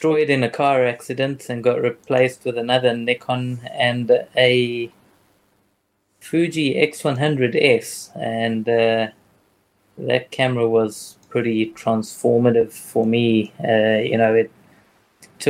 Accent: Johannesburg, Gauteng, South Africa; moved away as an adult; also born or lived in China; I'm from Johannesburg, South Africa

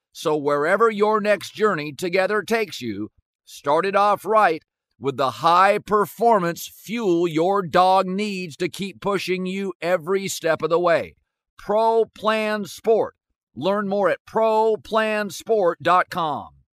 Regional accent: West Coast, United States; where I grew up on the West Coast.

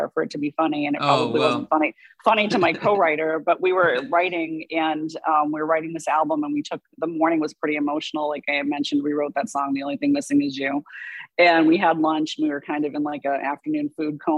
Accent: Boston, Massachusetts, United States; I grew up in Boston

